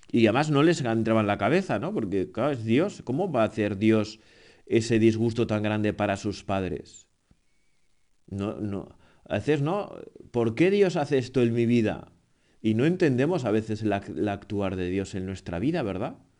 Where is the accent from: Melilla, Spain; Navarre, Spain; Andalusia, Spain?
Navarre, Spain; yo soy navarro